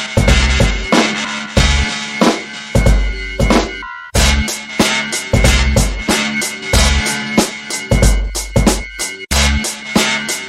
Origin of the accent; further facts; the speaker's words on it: Brockton, Massachusetts, United States; I'm from the City of Champions